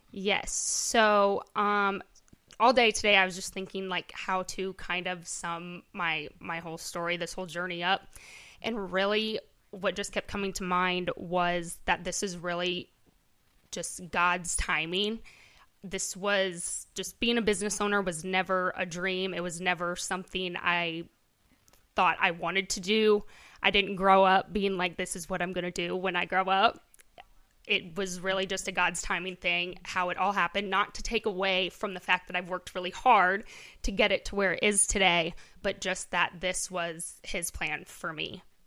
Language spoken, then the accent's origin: English; Correctionville, Iowa, United States; born and raised here in Correctionville.